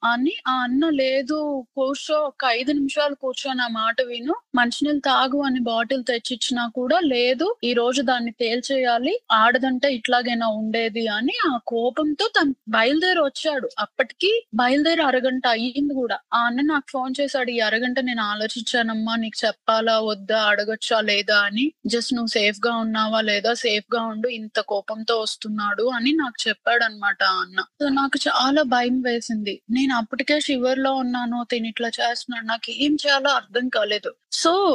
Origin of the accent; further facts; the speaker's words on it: India; moved away; చిన్నప్పటి నుంచి పెరిగిన ఇండియాలో ఫ్రెండ్స్